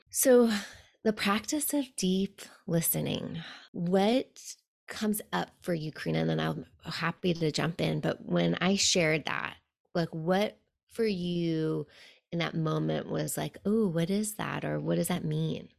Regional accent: New York City, New York, United States; also born or lived in Buenos Aires; growing up in New York City

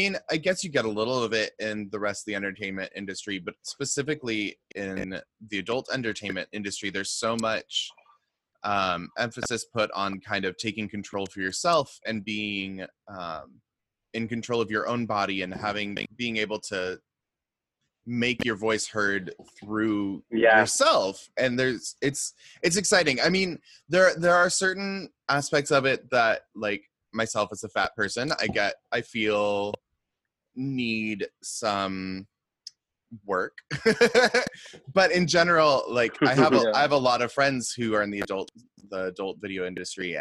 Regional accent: Seattle, Washington, United States; also born or lived in Missoula, Montana; I grew up out in the Seattle area, but I went to grad school in Missoula

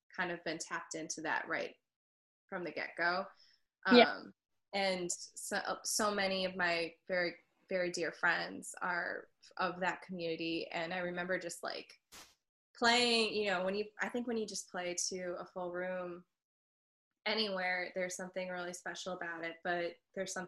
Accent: Wisconsin, United States; also born or lived in Boston; now in Los Angeles, United States; to my hometown

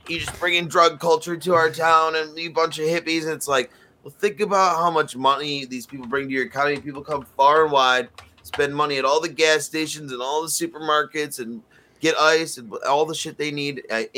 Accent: Detroit, Michigan, United States; my mom's in Detroit. And most of my family is in Detroit. Are you? You know, I have roots in Detroit. I'm from Detroit.

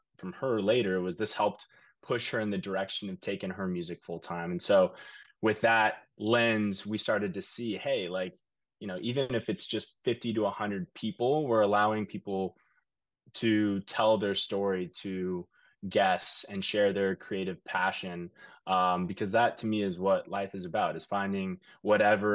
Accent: Kansas City, Kansas, United States; moved away as an adult; now in New York City, United States; originally I'm from Kansas City, Kansas. I moved to New York about 4 years ago

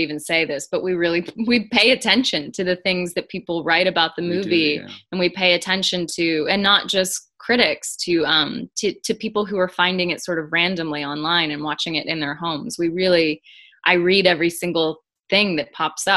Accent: the South, United States; I come from the South and I come from an Irish Catholic

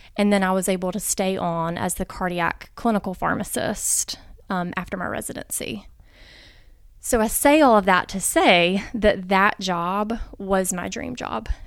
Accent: Montgomery, Alabama, United States; I'm actually from Montgomery. Um, so grew up here, born and raised here

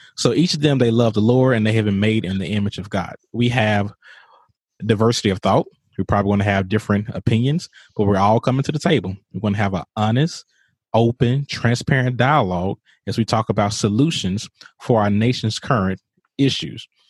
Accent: Mississippi, United States; Jackson, Mississippi, my home state

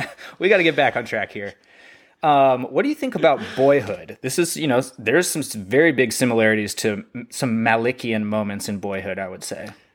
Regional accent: North Texas, United States; I'm from North Texas

